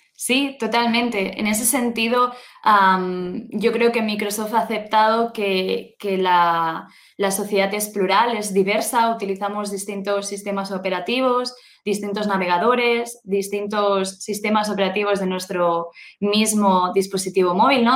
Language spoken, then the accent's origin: Spanish; Spain; also born or lived in Germany; vengo de España, vivo actualmente en España